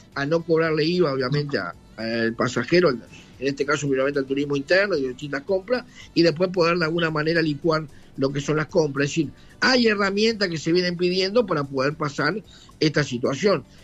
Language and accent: Spanish; Maldonado, Uruguay; nosotros somos de Maldonado